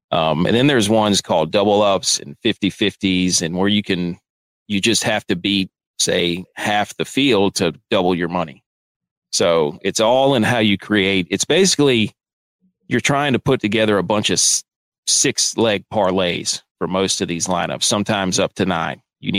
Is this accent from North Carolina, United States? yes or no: yes; North Carolina, United States; North Carolina.